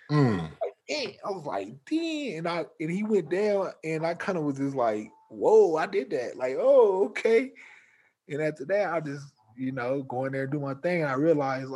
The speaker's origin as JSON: {"language": "English", "town": "Omaha", "region": "Nebraska", "country": "United States", "tie": "born or raised there", "said": "We grew up in Omaha together"}